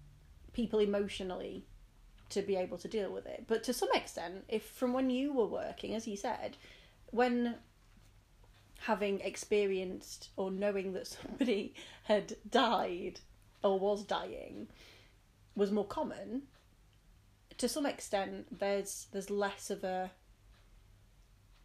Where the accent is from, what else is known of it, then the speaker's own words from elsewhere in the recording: United Kingdom; we, as British people